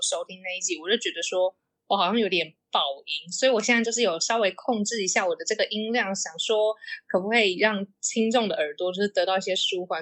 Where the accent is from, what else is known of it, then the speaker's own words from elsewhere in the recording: Taiwan; 我是台湾人嘛